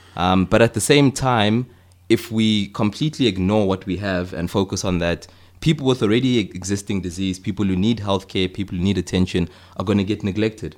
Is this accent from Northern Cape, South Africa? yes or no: no; Johannesburg, Gauteng, South Africa; moved away as an adult; also born or lived in Cape Town; I'm from Johannesburg originally